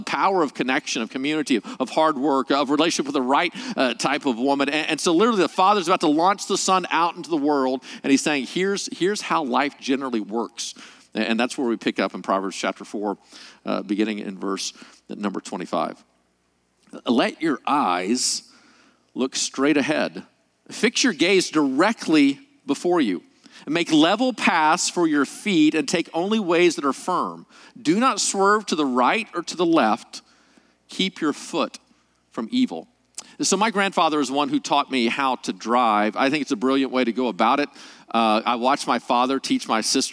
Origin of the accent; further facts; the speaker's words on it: Arkansas, United States; moved away as an adult; now in California, United States; I'm actually from Arkansas, moved to California 2.5 years ago